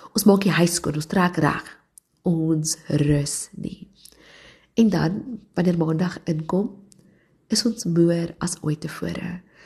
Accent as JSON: {"language": "Afrikaans", "town": "Johannesburg", "region": "Gauteng", "country": "South Africa", "tie": "born or raised there", "said": "ek het in Johannesburg groot geword"}